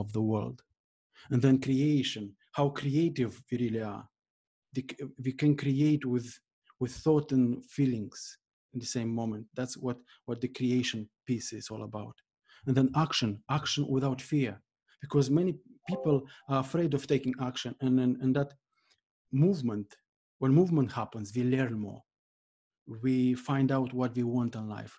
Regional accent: Moldova; moved away as an adult; now in Ireland; I was born in Moldova, and for the first 17 years, I lived there

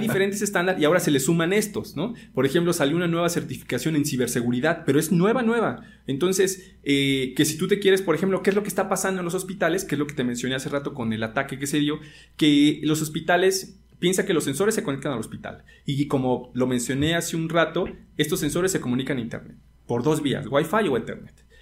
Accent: Mexico; porque como mexicanos, yo soy de escuela pública, 100%

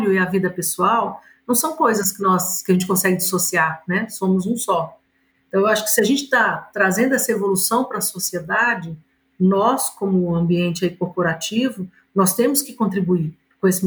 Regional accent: Minas Gerais, Brazil; born there; Somos, né, nascemos aqui em Minas Gerais, então é um orgulho para nós estar com vocês aqui hoje.

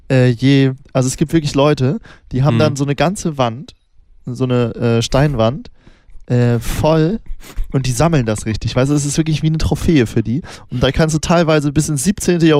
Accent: Northern Germany, Germany; Ich komme ja, ich komm ja aus Norddeutschland, das ist ja relativ heidnisch.

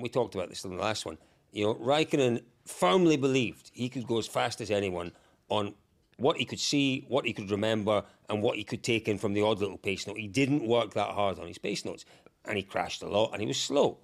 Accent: Scotland, United Kingdom; I'm from Scotland

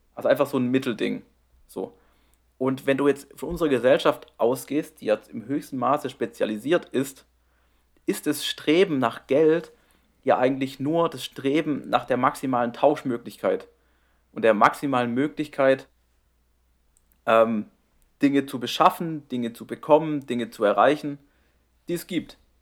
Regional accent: near the Black Forest, near Strasbourg, Baden-Württemberg, Germany; moved away; 30, 40 Minuten von meinem Heimatort weg

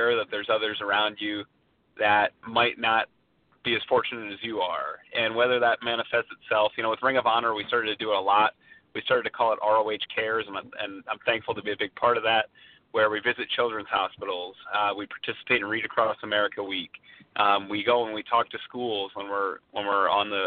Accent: Allentown, Pennsylvania, United States; I'm from Allentown, Pennsylvania

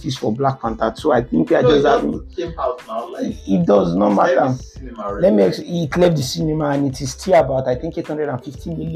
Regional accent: Nigeria; I'm a Nigerian

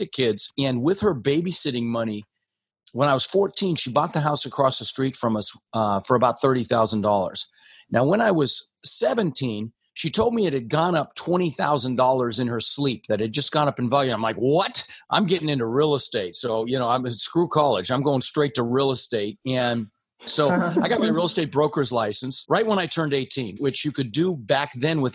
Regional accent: Denver, Colorado, United States; English is a second language; also born or lived in Netherlands; I immigrated to this country when I was 6 years old with my brother Albert, my mother Svancha. We came in from Holland, actually, and I ended up in Denver, where we lived for about 30 years.

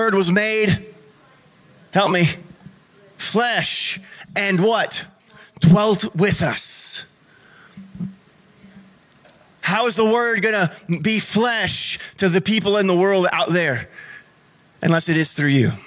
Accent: United States; we're more American than we are Christian

